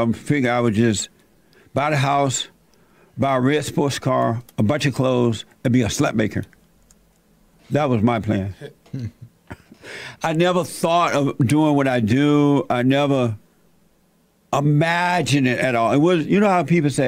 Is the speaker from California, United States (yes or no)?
no; Alabama, United States; I was born in Alabama, raised on a plantation